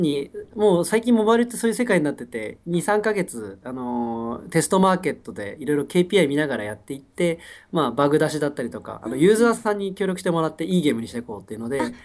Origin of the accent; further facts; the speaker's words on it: Japan; moved away as an adult; also born or lived in Vancouver, Canada; now in Singapore; 俺30年間日本でずっと生きてきたけど